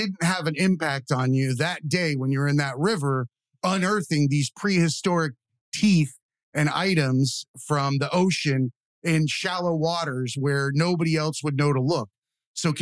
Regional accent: Lake Okeechobee, Florida, United States; I grew up on Lake Okeechobee.

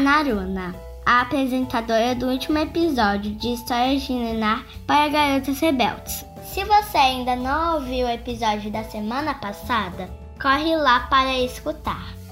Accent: Palmas, Tocantins, Brazil; sou de Palmas Tocantins e tenho 7 anos.

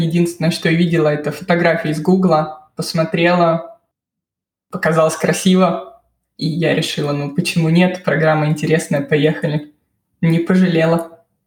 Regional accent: Moscow, Russia; moved away as an adult; now in Bamberg, Germany; Я из Москвы. Я родилась, выросла в Москве и закончила там универ

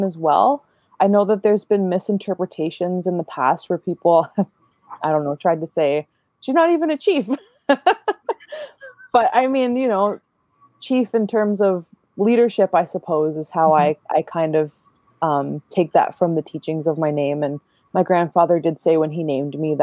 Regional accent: Rama First Nation, Ontario, Canada; also born or lived in Toronto; So I come from Rama First Nation and Moosier Point First Nation. I grew up in Rama

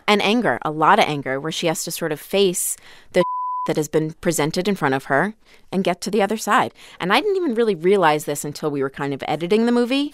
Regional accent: Florida, United States; born or raised there; also born or lived in Long Island, New York

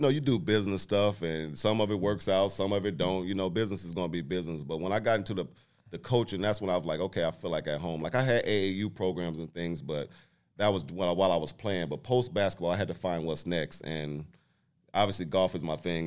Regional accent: Muncie, Indiana, United States; moved away as an adult; also born or lived in Portland; I'm from Indiana

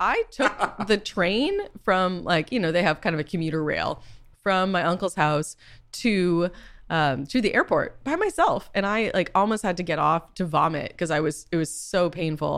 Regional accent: Boston, Massachusetts, United States; also born or lived in California; now in New York, United States; I am from Boston

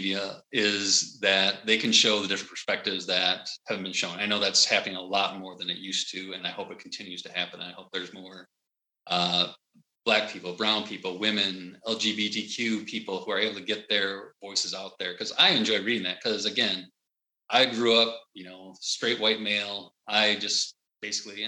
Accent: United States; I'm American

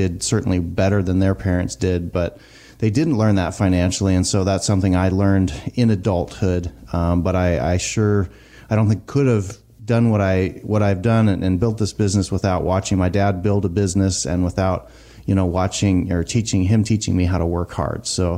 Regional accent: the Northwest, Pacific Northwest, United States; I also come from a big family. I grew up in the Northwest and, you know, my dad comes from living on a farm.

